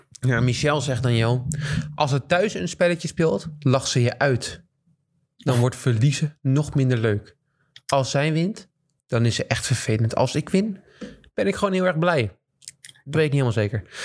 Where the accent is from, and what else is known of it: Netherlands